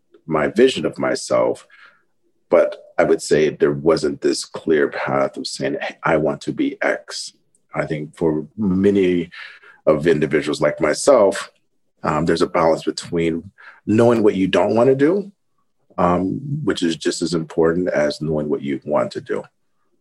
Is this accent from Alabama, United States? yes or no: no; Ohio, United States; also born or lived in Denver, Colorado; I was born in Ohio, but split my time between early years in Ohio and Colorado. You know, Denver area.